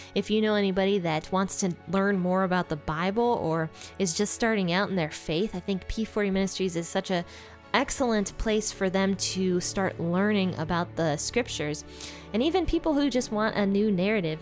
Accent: Ohio, United States; my home state, Ohio

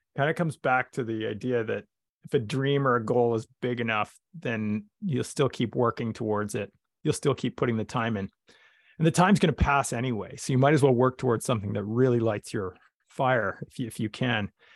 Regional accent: Vernon, British Columbia, Canada; I grew up in Vernon, British Columbia, Canada

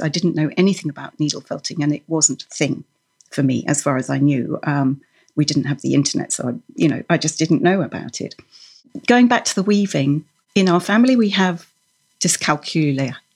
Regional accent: Norway; moved away; I was born in Norway, and I grew up embroidering with, with wool and knitting the traditional way

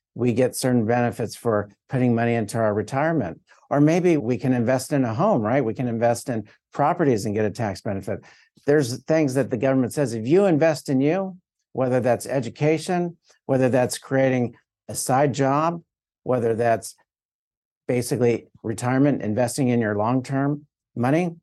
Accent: South Florida, United States; I'm from South Florida

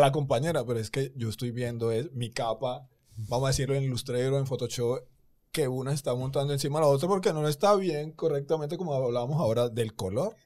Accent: Colombia; moved away as an adult; also born or lived in Argentina; now in Dominican Republic; yo soy colombiano

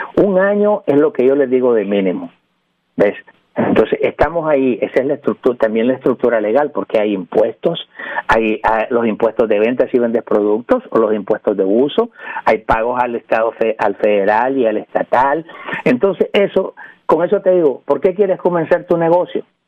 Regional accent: New York, United States; also born or lived in Nicaragua / Puerto Rico; now in California, United States; Soy nicaragüense por gracia de Dios. Este, me crié en Nueva York, viví en Puerto Rico

